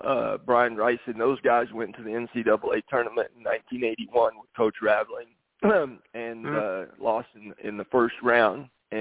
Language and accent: English; Lubbock, Texas, United States; So coming out of high school in my hometown of Lubbock, Texas, James, I was probably 6'6 and weighed about 150 pounds probably.